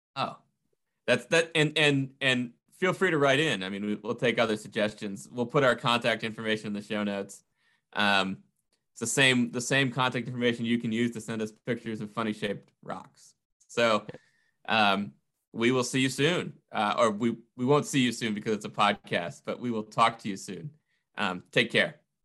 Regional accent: New England, United States; I'm from New England.

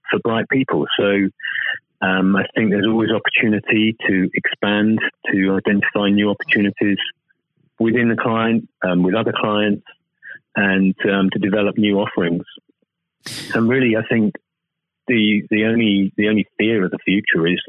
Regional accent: United Kingdom; speaking as a Brit

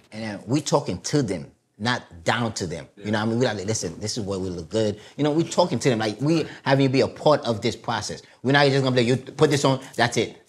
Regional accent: New York City, New York, United States; first language Haitian Creole; English is a second language; also born or lived in Haiti; I'm from Brooklyn, Flatbush Church Avenue

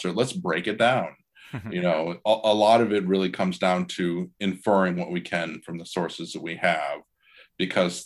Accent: Iowa, United States; I'm originally from Iowa, and my dad he's retired now, was a high school band director for 42 years. And nice. I played in two different community bands when I was a kid

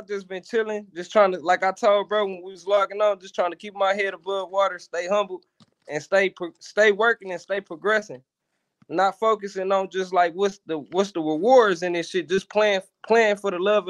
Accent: Saginaw, Michigan, United States; also born or lived in Chicago; I'm from Saginaw. I'm 27.

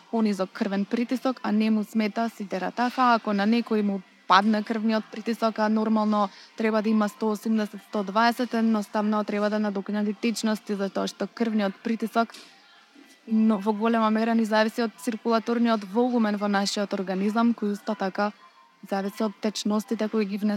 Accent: North Macedonia

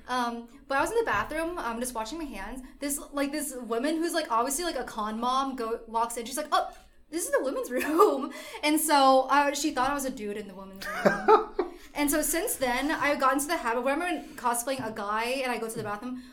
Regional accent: United States; I'm Vietnamese, but I was born in America

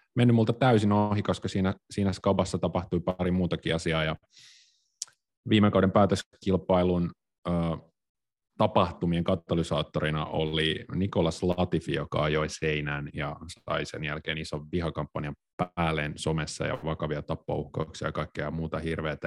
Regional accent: Tampere, Pirkanmaa, Finland; Mä oon siis kotoisin Tampereelta

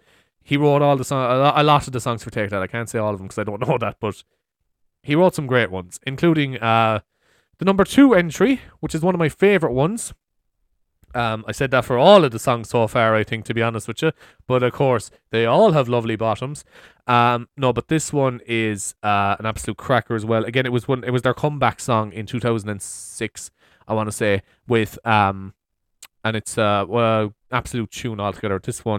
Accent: Cork, Munster, Ireland; I suppose I'm from Cork.

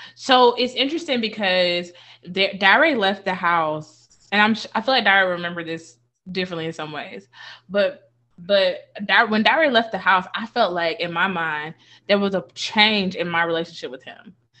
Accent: Thomaston, Georgia, United States; There's a house we grew up in and on Avenue F in Thomaston, Georgia

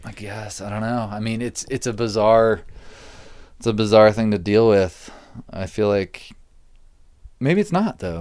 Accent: Virginia, United States; moved away as an adult; also born or lived in Utah; now in Los Angeles, United States; we grew up in Virginia together

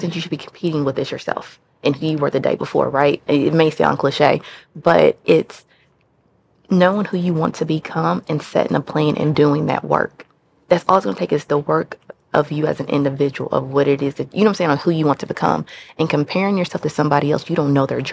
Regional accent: Kentucky, United States; now in Memphis, United States; I am from the great state of Kentucky

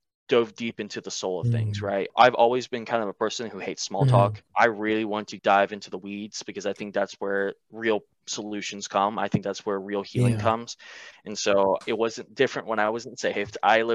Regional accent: the Bible Belt, United States; Because I grew up in the Bible Belt, but I wasn't serious about it.

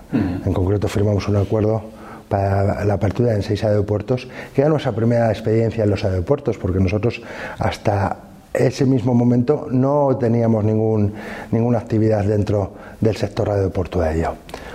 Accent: Fuentes de Oñoro, Castile and León, Spain; also born or lived in Salamanca / United States / Madrid / Brussels; dejé mi pueblo con nueve años

